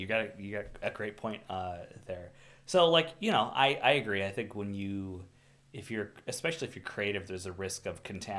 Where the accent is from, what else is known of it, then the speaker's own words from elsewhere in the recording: Minnesota, United States; I curse my ancestors for choosing Minnesota to live. I have a whole side of southerner, like, Kentucky relatives